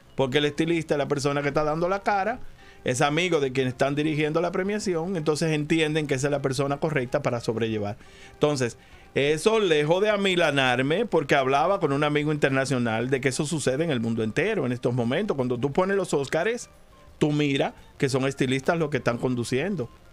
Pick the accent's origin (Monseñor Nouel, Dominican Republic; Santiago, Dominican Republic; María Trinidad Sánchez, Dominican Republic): Santiago, Dominican Republic; Santiago de los Caballeros; el carnaval de mi pueblo fue muy importante, el carnaval de Santiago